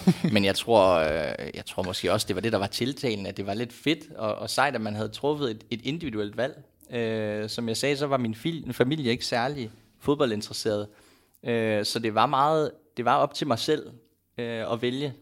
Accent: Aalborg, North Denmark Region, Denmark; now in Copenhagen, Denmark; da jeg var hjemme i Aalborg

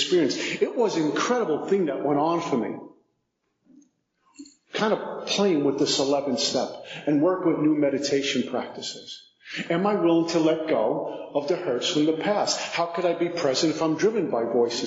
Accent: New York City, New York, United States; 5'11", 185, from Brooklyn, recovering alcoholic

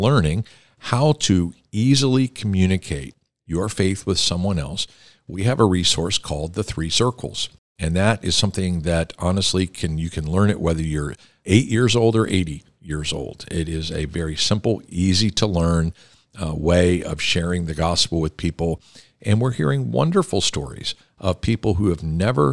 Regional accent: Pittsburgh, Pennsylvania, United States; You come from the same area of the country and the state that I come from

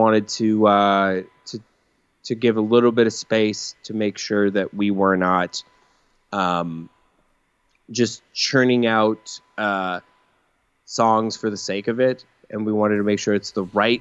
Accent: Colorado, United States; moved away; when I was in high school, I was in Colorado

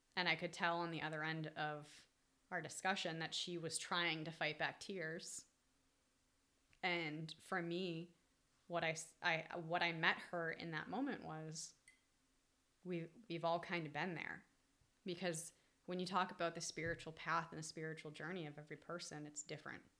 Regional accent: New England, United States; I grew up in New England

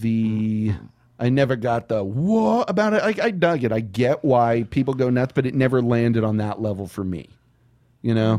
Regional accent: San Antonio, Texas, United States; Growing up in San Antonio

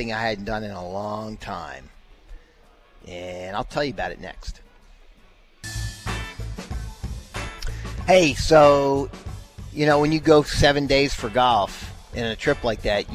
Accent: Baltimore, Maryland, United States; moved away as an adult; also born or lived in Rochester, New York; now in Dallas, United States; I grew up in Baltimore

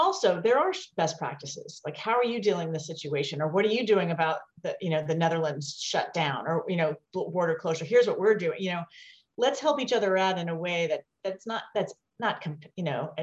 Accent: West Virginia, United States; moved away as an adult; also born or lived in Taiwan; I came from West Virginia

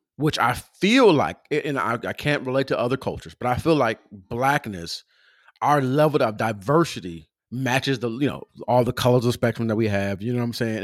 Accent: Pomona, California, United States; I'm from Southern California, uh, from Pomona, California

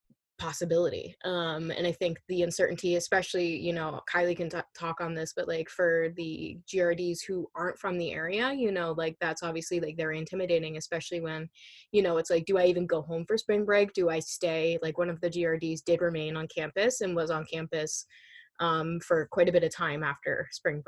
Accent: New Hampshire, United States; New Hampshire around my hometown

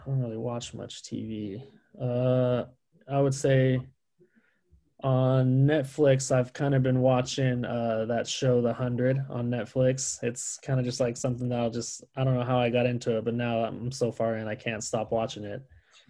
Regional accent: Modesto, California, United States; I grew up in Modesto

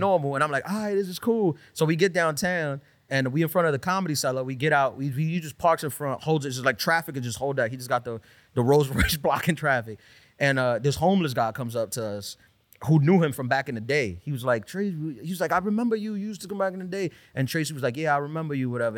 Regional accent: New York City, New York, United States; also born or lived in Brooklyn; I was born in Brooklyn. This is my hometown from Queen, um, li, grew up in Queens

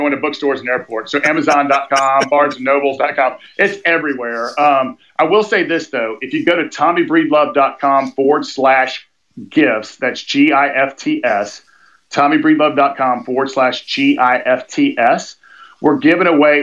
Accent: Atlanta, Georgia, United States; I was born in South Fulton Hospital in South Atlanta, Georgia, Southeast United States.

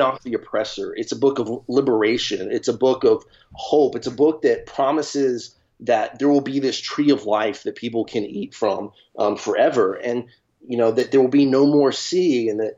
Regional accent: Nashville, Tennessee, United States; growing up in Nashville, Tennessee

